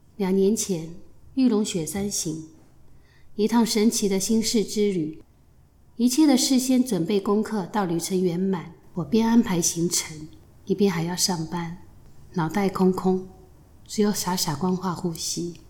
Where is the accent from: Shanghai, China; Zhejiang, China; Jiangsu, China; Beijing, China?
Shanghai, China; moved away as an adult; now in Taiwan; 我来自上海，出生在一个不知神为何物的年代